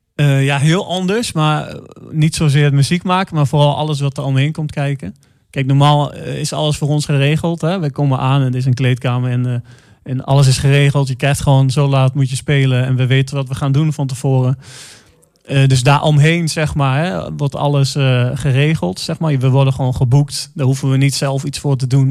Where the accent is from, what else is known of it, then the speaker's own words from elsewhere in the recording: Enschede, Overijssel, Netherlands; moved away as an adult; now in Arnhem, Netherlands; ik kom uit Enschede. Eh, heb je ook 31 eh, jaar gewoond